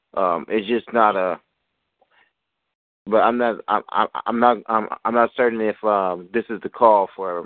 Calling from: Seattle, Washington, United States; Yeah, I'm calling from Seattle.

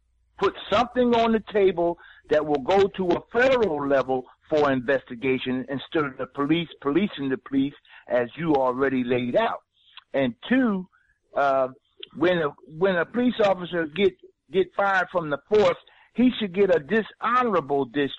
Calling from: Philadelphia, Pennsylvania, United States; I'm from Philadelphia, Pennsylvania, and and we have the same problem here too.

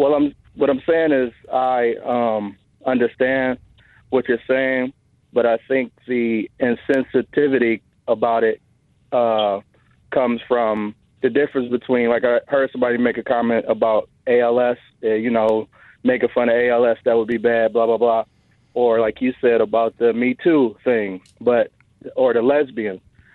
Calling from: Detroit, Michigan, United States; Not a lot. Detroit, Michigan.

